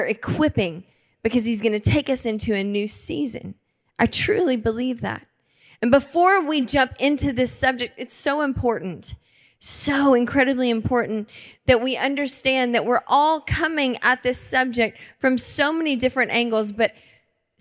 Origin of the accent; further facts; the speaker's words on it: Lincolnton, Georgia, United States; now in Tacoma, United States; my hometown in Lincolnton, Georgia